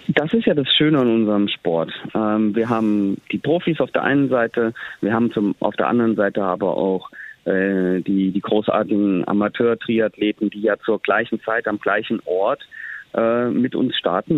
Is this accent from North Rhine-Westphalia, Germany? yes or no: no; Bad Wildungen, Hesse, Germany; von meiner Kindheit in Bad Wildungen